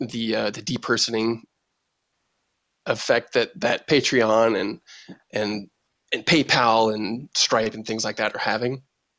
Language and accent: English; Boise, Idaho, United States; I grew up in Boise